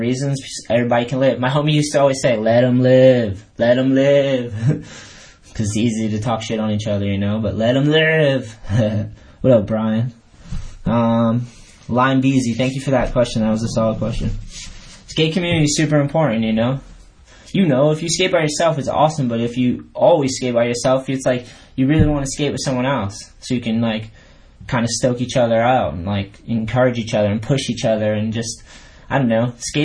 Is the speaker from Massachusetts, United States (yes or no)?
yes; New Hampshire, Massachusetts, United States; moved away as an adult; also born or lived in California; I grew up on the East Coast skateboarding, got my first board in New Hampshire. Then I moved to Massachusetts